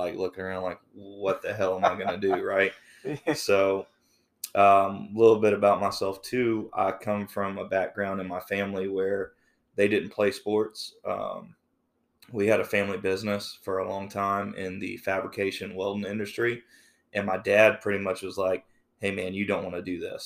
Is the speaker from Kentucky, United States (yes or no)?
no; the Lowcountry, South Carolina, United States; I'm from the Lowcountry. I've stayed in the Lowcountry my whole life